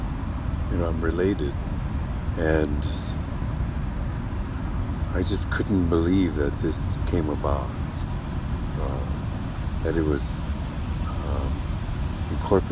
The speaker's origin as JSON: {"language": "English", "town": "Minneapolis", "region": "Minnesota", "country": "United States", "tie": "born or raised there", "also_born_or_lived": "St. Paul, Minnesota", "said": "I was born and raised in Minnesota, born in Minneapolis, raised as a ward of the state"}